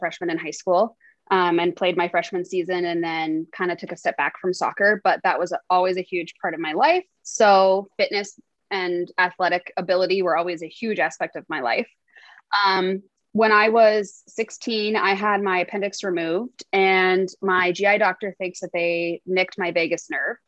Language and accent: English; Billings, Montana, United States; I am born and raised in Billings, Montana. I still live here